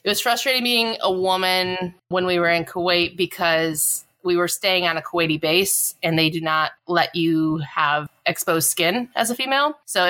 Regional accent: Minnesota, United States; I'm from Minnesota.

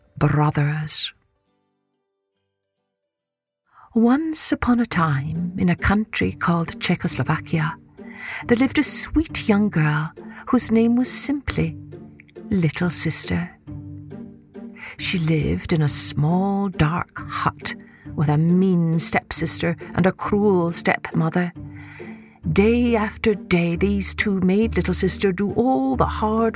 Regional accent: Scotland, United Kingdom; when I was growing up in Scotland, I loved how the sky would never grow dark during that month until almost midnight

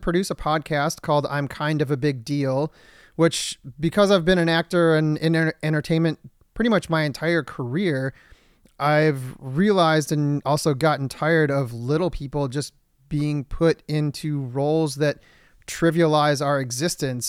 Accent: Michigan, United States; now in Los Angeles, United States; I'm from Michigan

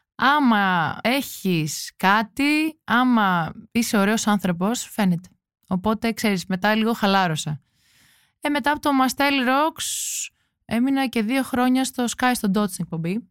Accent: Santorini, South Aegean, Greece; Είμαι από τη Σαντορίνη

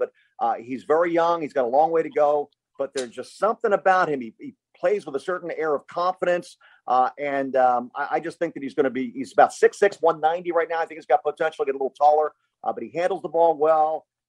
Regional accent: Philadelphia, Pennsylvania, United States; my hometown of Philadelphia

